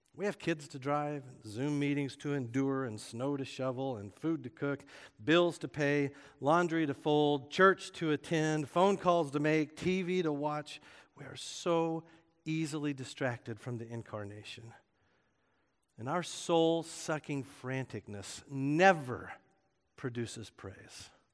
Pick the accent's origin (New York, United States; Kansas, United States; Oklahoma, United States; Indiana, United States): Oklahoma, United States; moved away; I grew up in Oklahoma